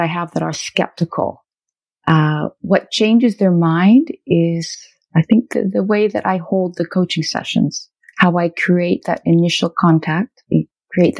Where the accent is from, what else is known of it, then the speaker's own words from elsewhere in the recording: Canada; I'm Canadian of Chinese ancestry